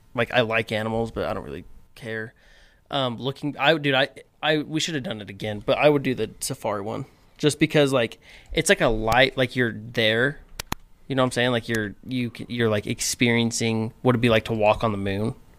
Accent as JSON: {"language": "English", "town": "Cedar City", "region": "Utah", "country": "United States", "tie": "born or raised there", "moved": "yes", "said": "growing up in Cedar"}